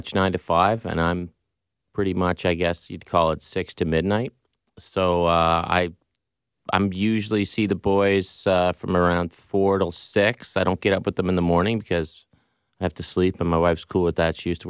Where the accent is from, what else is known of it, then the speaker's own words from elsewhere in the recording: Pictou, Nova Scotia, Canada; Can I say ditto to the first answer? Pretty much the same as what Frank said. I'm 70s/80s. So, my dad was the local doctor